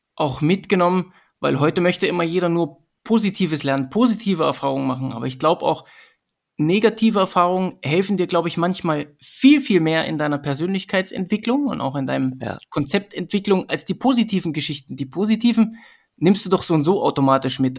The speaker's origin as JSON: {"language": "German", "town": "Sömmerda", "region": "Thuringia", "country": "Germany", "tie": "born or raised there", "also_born_or_lived": "Erfurt", "moved": "yes", "lives_now": "Vienna, Austria", "said": "Ich komme ursprünglich aus Sömmerda, das ist ähm, das Silicon Valley von der damaligen DDR."}